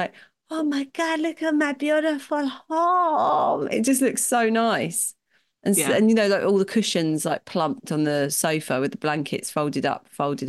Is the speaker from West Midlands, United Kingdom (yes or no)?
no; London, United Kingdom; I grew up in London.